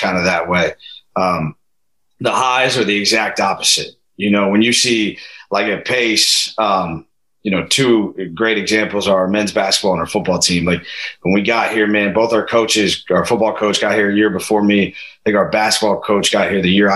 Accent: Pickerington, Ohio, United States; moved away as an adult; now in New York, United States; I'm from Columbus, Ohio, a suburb of it called Pickerington, Ohio

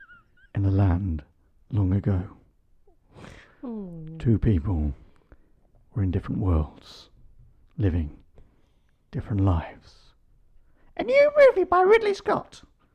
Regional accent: Makiyungu, Singida Region, Tanzania; born there; I was born in Tanzania, in Singida, a little village called Makiyungu, which had a Catholic hospital in it.

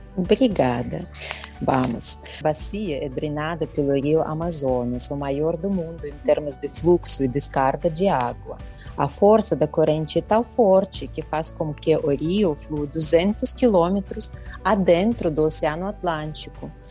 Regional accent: Belarus; Portuguese is a second language; moved away as an adult; now in São Paulo, Brazil; originalmente sou da República da Belarus

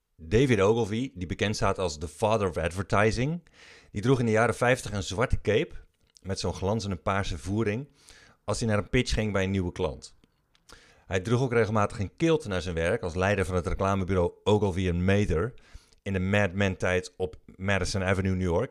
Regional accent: Breda, North Brabant, Netherlands; Ik ben opgegroeid in Breda

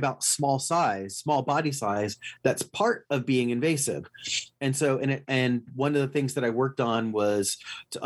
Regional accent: Los Angeles, California, United States; moved away; also born or lived in Houston; when I grew up in Los Angeles

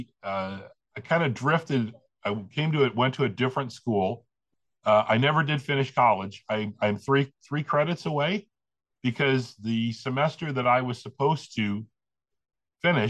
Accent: St. Louis area, Illinois side, United States; I'm originally from the St. Louis area on the Illinois side of the river

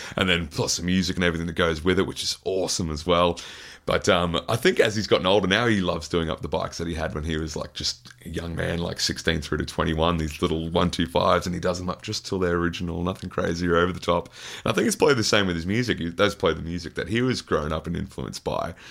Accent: Queensland, Australia; especially being a Queenslander

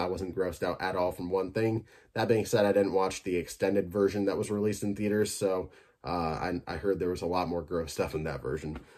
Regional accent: Michigan, United States; my home state

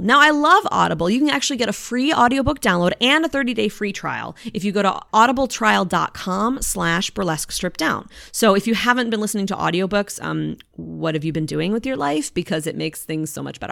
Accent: Eau Claire, Wisconsin, United States; now in Florida, United States; I was born and raised in Eau Claire

